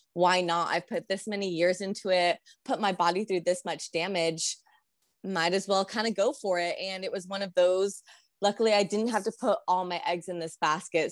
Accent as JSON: {"language": "English", "town": "San Diego", "region": "California", "country": "United States", "tie": "born or raised there", "moved": "as an adult", "lives_now": "Albuquerque, United States", "said": "I grew up in SoCal"}